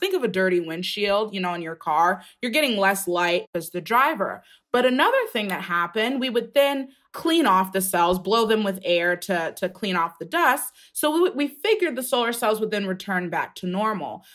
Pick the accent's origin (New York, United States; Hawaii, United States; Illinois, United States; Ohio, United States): Ohio, United States; outside of the Cleveland area; I grew up outside of the Cleveland area.